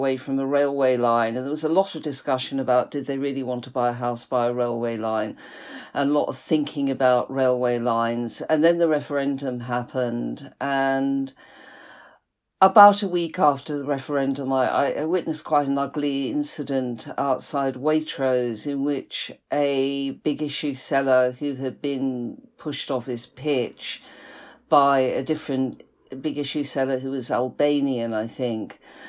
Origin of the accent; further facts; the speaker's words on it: Liverpool, North West England, United Kingdom; moved away as an adult; now in London, United Kingdom; I'm from Liverpool, yeah, which is a sort of, you know, quite a strong sort of, you know, geographical identity.